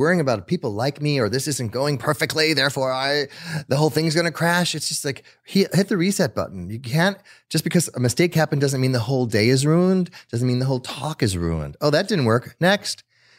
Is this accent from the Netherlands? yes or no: yes; Netherlands; also born or lived in South America; I grew up in South America, but I grew up in the Netherlands. So I was born in South America, but my parents took me to Netherlands right afterwards.